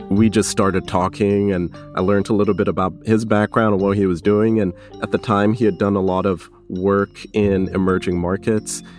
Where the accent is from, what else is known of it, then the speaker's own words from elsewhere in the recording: Kenya; now in United States; I was born in Kenya before coming to the States